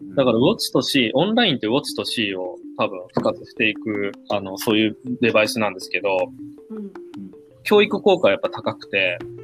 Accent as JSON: {"language": "Japanese", "area": "a town next to Takamatsu", "region": "Kagawa", "country": "Japan", "tie": "born or raised there", "said": "自然が多いとこですね。高松市の隣町なんですけど、香川県のね。で、まあ当時、高度経済成長期のただ中、ただ中ではないな。えっ、ー、ともう、もうそろそろ終わりに近づいてる1970年代なんですけれども、うん、人口がすごい増えてるので、郊外がどんどん切り崩されて、団地が建っていくんですね。で、僕の親はそこに家を借りて、僕がそこで育った"}